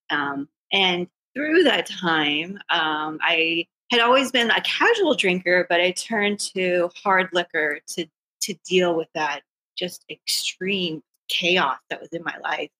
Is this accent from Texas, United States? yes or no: yes; South Texas, United States; moved away as an adult; also born or lived in Austin, Texas / Northern New Jersey; I'm from Texas, originally from South Texas